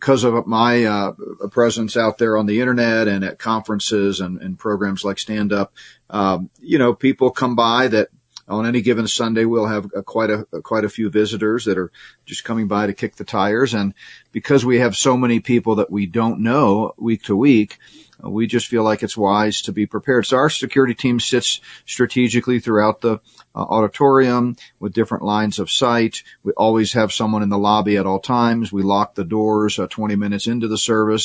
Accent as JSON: {"language": "English", "town": "Houston", "region": "Texas", "country": "United States", "tie": "born or raised there", "said": "I grew up in Houston, went to high school and college there."}